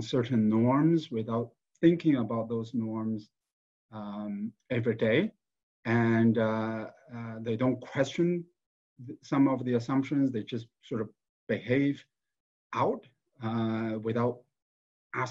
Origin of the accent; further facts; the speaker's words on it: China; now in United States; I was born in China, raised in China